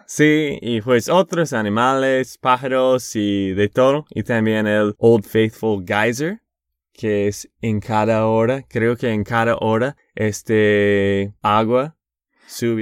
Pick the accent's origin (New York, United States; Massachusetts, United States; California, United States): Massachusetts, United States; Boston; Spanish is a second language; also born or lived in Texas; Yo soy de Boston, de Massachusetts